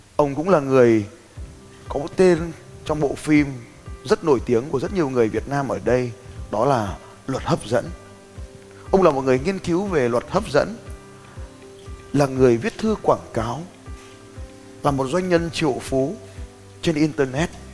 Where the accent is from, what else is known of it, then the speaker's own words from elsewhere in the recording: Vietnam; tên tuổi của tôi, một người Việt Nam